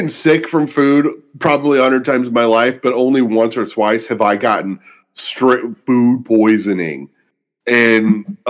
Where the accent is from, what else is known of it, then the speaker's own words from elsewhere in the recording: St. Louis, Missouri, United States; because I'm from St. Louis.